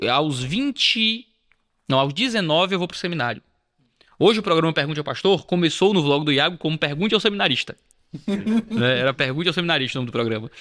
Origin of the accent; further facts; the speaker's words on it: Ceará, Brazil; Nascido e criado, como dizemos. Nasci no Ceará